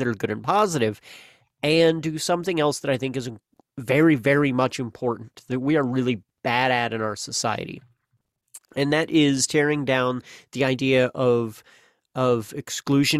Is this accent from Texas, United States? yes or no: no; Missouri, United States; Missouri, my home state